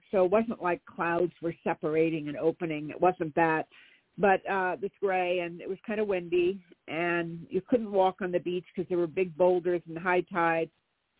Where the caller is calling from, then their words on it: California, United States; Hi, this is …, and I'm in California.